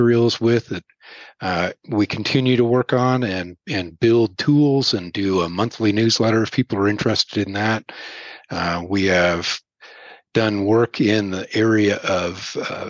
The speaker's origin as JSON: {"language": "English", "region": "Pacific Northwest", "country": "United States", "tie": "born or raised there", "also_born_or_lived": "Montana / Oregon", "moved": "as an adult", "lives_now": "Laramie, United States", "said": "I grew up in the Pacific Northwest"}